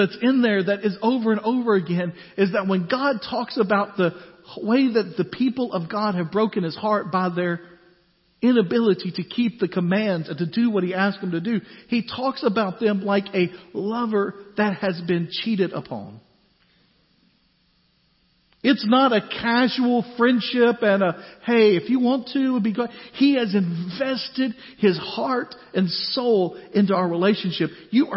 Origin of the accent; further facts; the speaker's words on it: United States; as American Christians